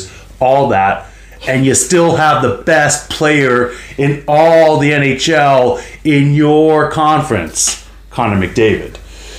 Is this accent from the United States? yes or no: no; Canada; I am Canadian